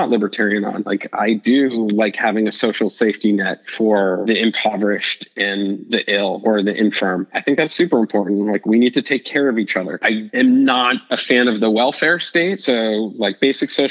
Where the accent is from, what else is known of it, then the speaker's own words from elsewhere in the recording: United States; as an American